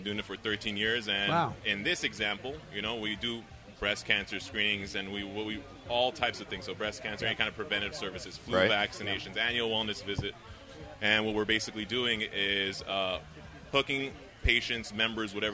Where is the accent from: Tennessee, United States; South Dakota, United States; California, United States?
California, United States; Los Angeles; I'm from Los Angeles, California